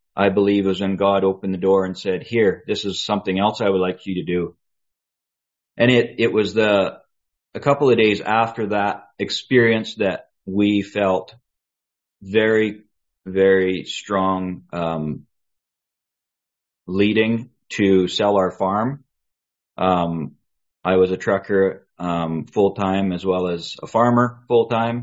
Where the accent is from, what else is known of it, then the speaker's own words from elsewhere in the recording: British Columbia, Canada; also born or lived in Boston; now in Calgary, Canada; I was raised in Dansk in British Columbia, very remote place in British Columbia